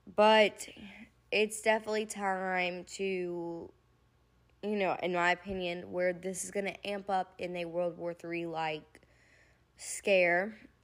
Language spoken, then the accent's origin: English; United States; us as an American people